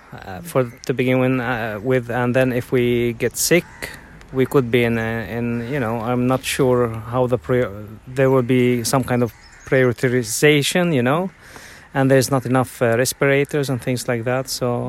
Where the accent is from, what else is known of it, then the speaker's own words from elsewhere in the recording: Sweden; I am from Sweden.